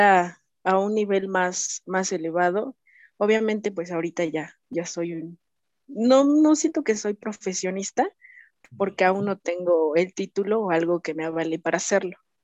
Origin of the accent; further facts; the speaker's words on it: Tehuacán, Puebla, Mexico; soy de Tehuacán, Puebla